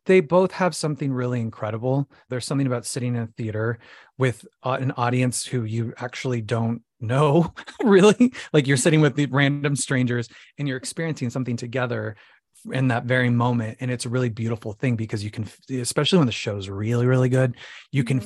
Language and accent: English; Phoenix, Arizona, United States; now in New York City, United States; So I'm originally from Phoenix, Arizona, okay. uh, the Valley of the Sun, the desert.